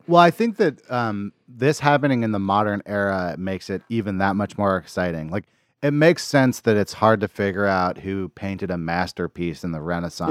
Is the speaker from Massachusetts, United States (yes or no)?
no; Berkeley, California, United States; I grew up in Berkeley, California